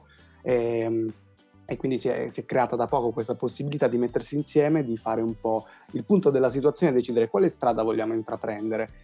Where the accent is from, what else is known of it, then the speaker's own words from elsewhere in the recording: San Giovanni Rotondo, Apulia, Italy; moved away; sono stato nel mio paese di origine che è San Giovanni Rotondo